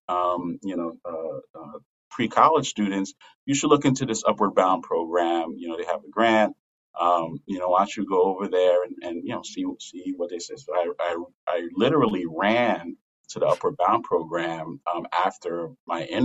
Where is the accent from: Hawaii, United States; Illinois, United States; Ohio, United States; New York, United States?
New York, United States; New York City; moved away; I grew up in New York, in Brooklyn